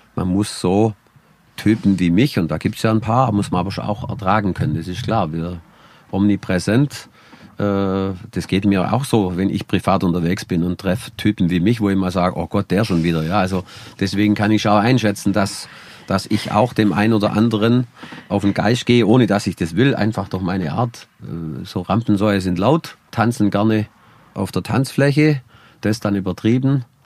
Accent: Allgäu, Germany; bei uns im Allgäu

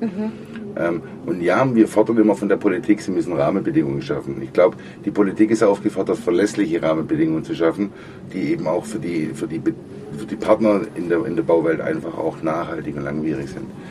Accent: Germany; bei uns in Deutschland

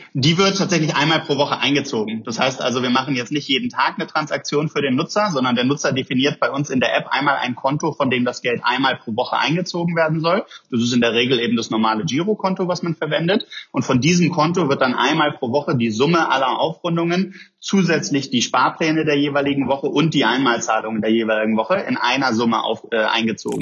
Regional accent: Germany; wir haben in Deutschland

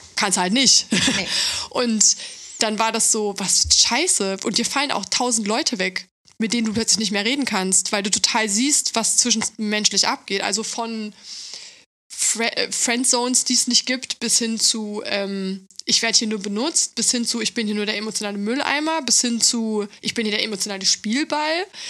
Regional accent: East Germany, Germany; ich komme aus Ostdeutschland

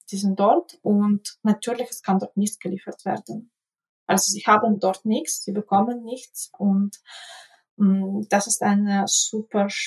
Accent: Ukraine; Wie gesagt, in meiner Heimatstadt, also die Regale sind leer, es gibt sogar keinen Lindenbrotentee, es gibt gar nichts.

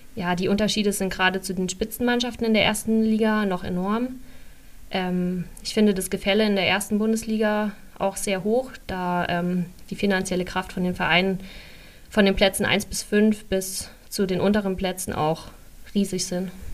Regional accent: Rhön, Bavaria, Germany; now in Leipzig, Germany; bin aber auch gerne trotzdem noch in der Röner Heimat

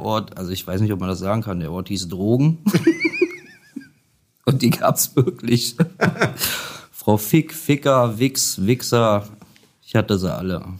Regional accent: Göttingen, Lower Saxony, Germany; moved away; also born or lived in Kassel; Ich bin gebürtig äh, aus Göttingen, aber ich habe fast 20 Jahre in Kassel gewohnt.

